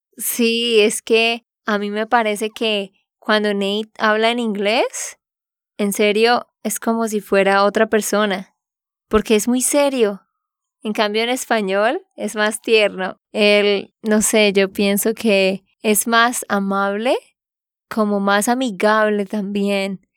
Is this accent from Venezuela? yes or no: no; Santander, Colombia; de Santander, Colombia